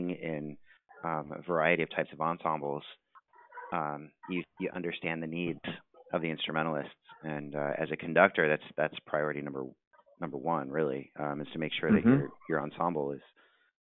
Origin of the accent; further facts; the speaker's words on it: Cheektowaga, New York, United States; now in Redlands, United States; I'm actually originally from Buffalo, New York. I grew up in a suburb of Buffalo, Cheektowaga.